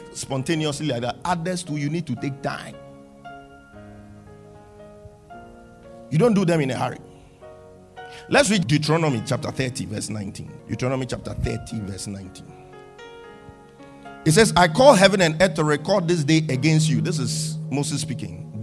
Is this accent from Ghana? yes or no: yes; Ghana; I had the conviction in my heart that my purpose was here in Ghana. I knew God wanted to do something with me in Ghana, even in my teenage days.